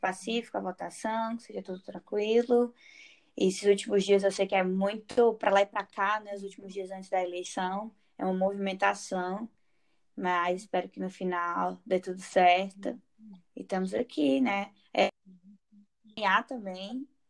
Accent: Fortaleza, Ceará, Brazil; moved away; eu sou cearense, sou de Fortaleza

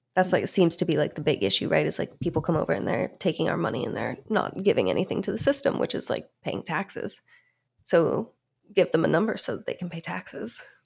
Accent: Pittsburgh, Pennsylvania, United States; I'm from Pittsburgh

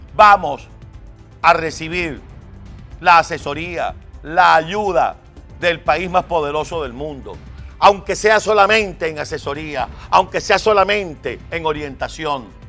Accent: Venezuela; como venezolano

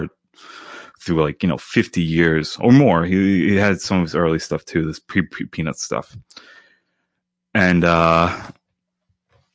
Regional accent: United States; I'm American

